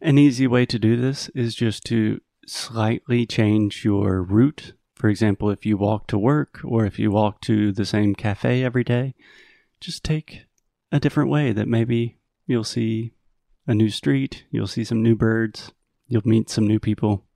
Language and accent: English; Spartanburg, South Carolina, United States; moved away; in my hometown of Spartanburg